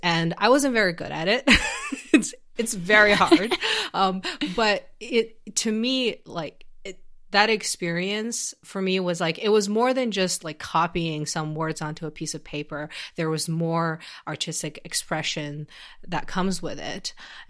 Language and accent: English; China; I had to actually learn Chinese calligraphy when I was growing up in China.